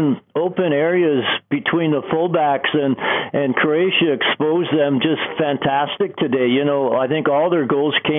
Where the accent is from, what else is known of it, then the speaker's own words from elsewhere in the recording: Canada; I was so proud being a Canadian